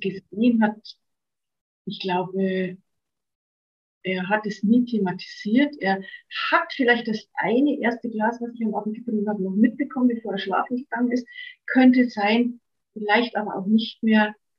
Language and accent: German; Bavaria, Germany; bin ich auch hier in Bayern auf dem Land groß geworden